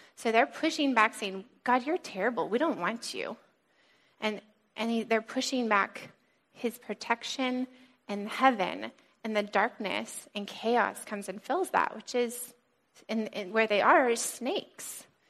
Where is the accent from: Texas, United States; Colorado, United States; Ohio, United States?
Colorado, United States; also born or lived in California; now in New England, United States; I grew up in Colorado, brief little stint in California, and then came here